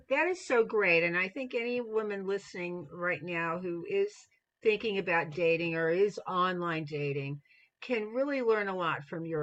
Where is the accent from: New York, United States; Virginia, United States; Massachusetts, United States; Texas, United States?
New York, United States; as a New Yorker, I like to hear that.